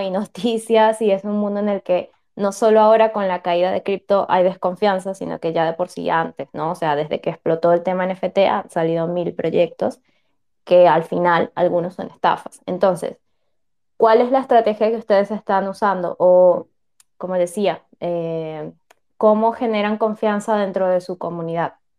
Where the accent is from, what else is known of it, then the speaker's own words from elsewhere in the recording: Venezuela; moved away; Yo también soy venezolana, también me fui de mi país